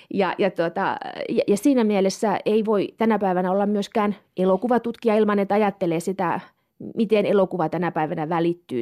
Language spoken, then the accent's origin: Finnish; Kemi, Lapland, Finland; moved away as an adult; also born or lived in Turku / Stockholm; mä oon Kemistä kotoisin. Mä oon tuota, pohjoissuomalainen ja, ja tuota, halusin mahdollisimman kauas kotikaupungista